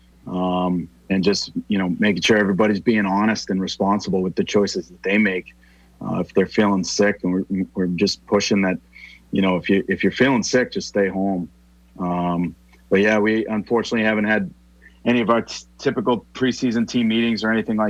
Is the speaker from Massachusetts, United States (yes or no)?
yes; Weymouth, Massachusetts, United States; I'm a Weymouth guy